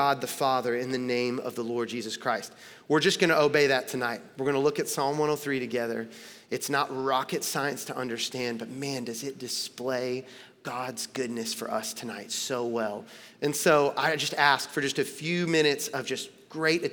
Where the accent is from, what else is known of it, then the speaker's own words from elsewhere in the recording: Tennessee, United States; moved away as an adult; now in Los Angeles, United States; I'm born and raised in Tennessee